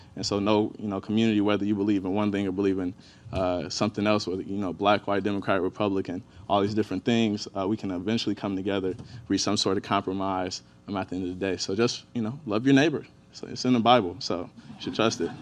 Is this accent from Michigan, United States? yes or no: yes; Inkster, Michigan, United States; born and raised in Inkster, Michigan. It's right on the outskirts of Detroit.